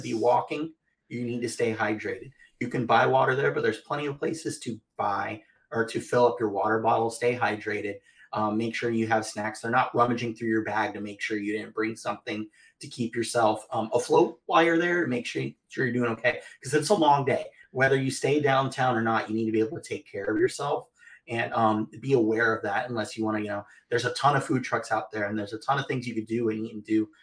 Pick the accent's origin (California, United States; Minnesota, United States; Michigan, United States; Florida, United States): Florida, United States; I'm from Florida